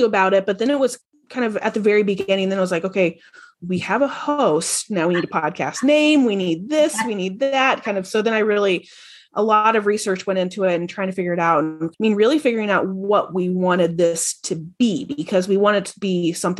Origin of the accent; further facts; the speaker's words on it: Indianapolis, Indiana, United States; moved away as an adult; now in Buffalo, United States; I'm originally from Indianapolis, went to school there